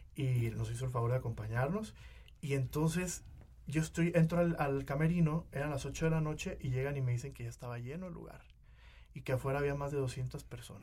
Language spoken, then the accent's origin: Spanish; Uruapan, Michoacán, Mexico; also born or lived in Guadalajara; now in Mexico City, Mexico; yo vivía en Uruapan, yo nací en Uruapan, Michoacán.